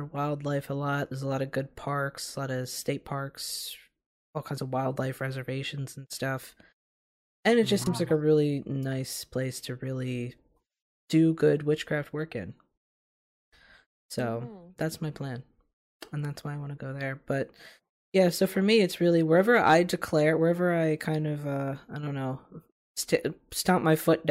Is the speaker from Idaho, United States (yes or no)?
no; Philadelphia, Pennsylvania, United States; I'll always feel a certain dedication to the city of Philadelphia, you know, to call myself I'm from Philly